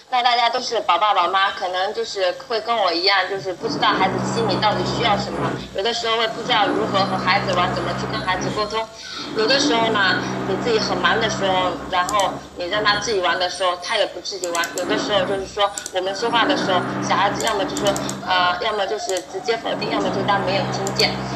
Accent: Wenzhou, Zhejiang, China; 我是来自被国人称之为犹太人的温州

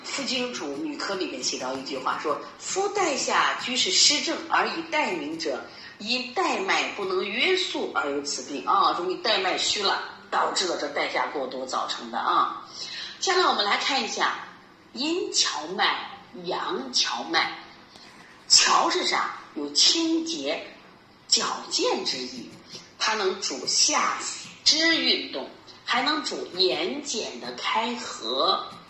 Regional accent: China; 也是我们中国人的骄傲，我们中国人的智慧啊

